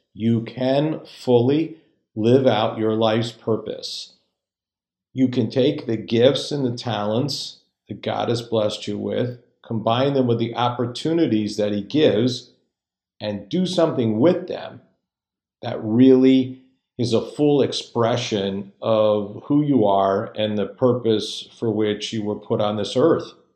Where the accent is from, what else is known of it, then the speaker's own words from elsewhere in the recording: just outside Hartford, Connecticut, United States; I'm from just outside Hartford, Connecticut, which is about halfway between Boston and New York.